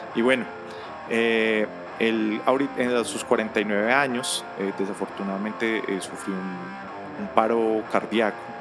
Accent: Bogotá, Colombia; also born or lived in Miami; yo soy de Bogotacito lindo

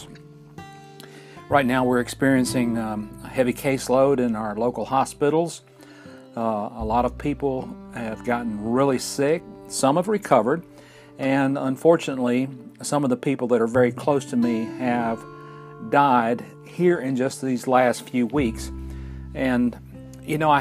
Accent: Fort Payne, Alabama, United States; we're recording in my hometown of Fort Payne, Alabama

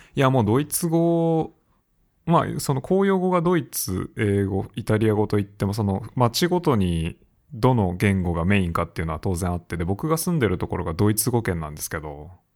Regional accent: Japan; moved away; 自分の母国にいない

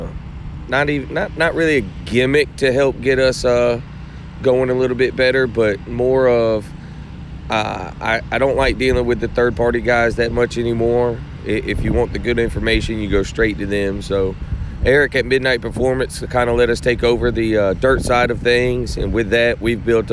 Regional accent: Orlando, Florida, United States; moved away as an adult; now in Richmond, United States; I grew up in Orlando

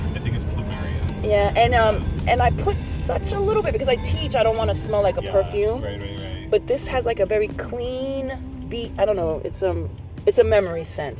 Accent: Puerto Rico; I'm Puerto Rican.

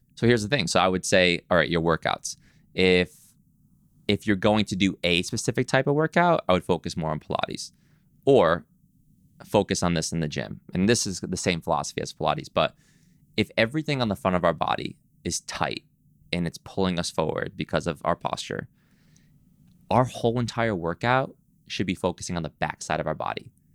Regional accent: East Coast, United States; now in Los Angeles, United States; I'm from the East Coast. When I moved to L

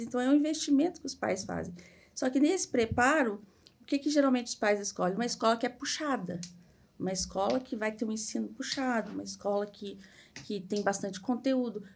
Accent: Minas Gerais, Brazil; moved away as an adult; also born or lived in Curitiba; now in Balneário Camboriú, Brazil; moro aqui, sou mineira

